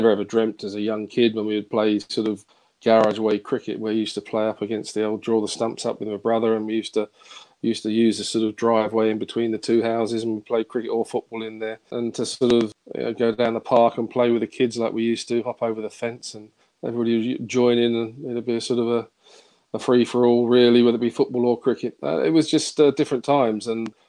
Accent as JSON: {"language": "English", "region": "London", "country": "United Kingdom", "tie": "born or raised there", "also_born_or_lived": "Kingsbury, London", "said": "I was born in Kingsbury, actually, just down sort of the road, and then moved to Willesden, sort of the rough end near Harlesden."}